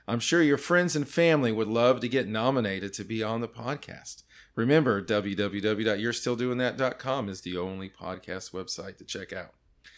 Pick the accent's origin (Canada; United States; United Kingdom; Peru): United States; California; now in North Carolina, United States; I was born in California, and we moved to North Carolina in 87.